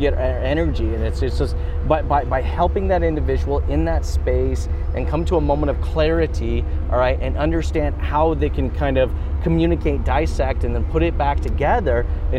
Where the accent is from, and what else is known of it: Canada